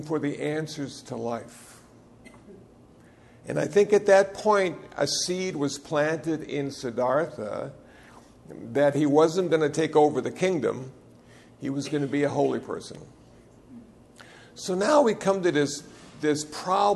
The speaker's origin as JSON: {"language": "English", "region": "Iowa", "country": "United States", "tie": "born or raised there", "moved": "as an adult", "lives_now": "Los Angeles, United States", "said": "I was born in Iowa"}